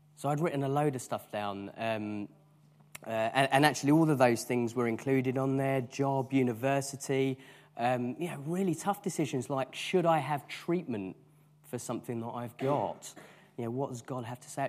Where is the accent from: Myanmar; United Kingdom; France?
United Kingdom; because we are British